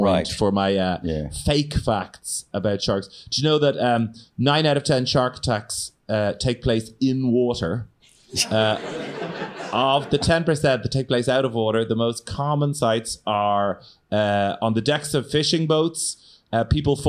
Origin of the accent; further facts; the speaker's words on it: Ireland; growing up in Ireland